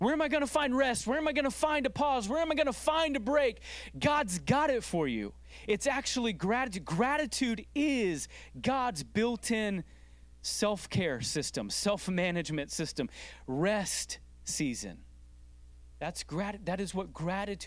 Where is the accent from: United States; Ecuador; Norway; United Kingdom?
United States; as an American culture